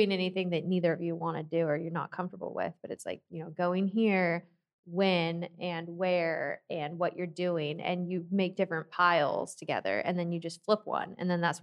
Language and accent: English; Seattle, Washington, United States; moved away; I'm from Seattle, and in Seattle we have Dick's.